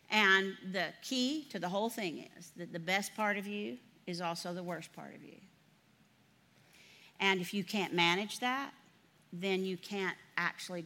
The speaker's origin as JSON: {"language": "English", "town": "Floydada", "region": "Texas", "country": "United States", "tie": "born or raised there", "said": "I grew up in a community of 5,000 people in the Panhandle. I'm from Floydada, Texas"}